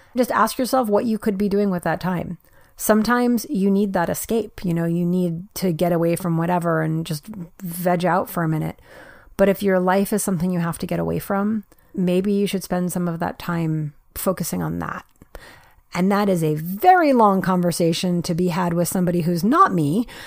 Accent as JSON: {"language": "English", "region": "New York", "country": "United States", "tie": "born or raised there", "said": "I was actually born and raised in New York"}